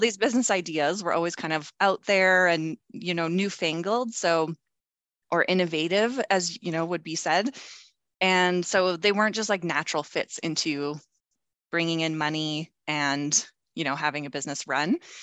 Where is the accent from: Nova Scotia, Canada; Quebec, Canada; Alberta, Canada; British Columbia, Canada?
Alberta, Canada; Calgary; moved away; I moved back to my hometown, which is Calgary, Alberta, Canada